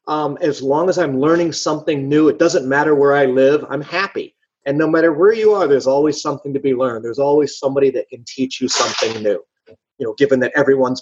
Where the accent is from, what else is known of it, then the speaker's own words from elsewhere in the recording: California, United States; moved away; I lived in Washington, D.C. I'm originally from California, but I've moved all over the U.S. Because my father was a civilian contractor for the military.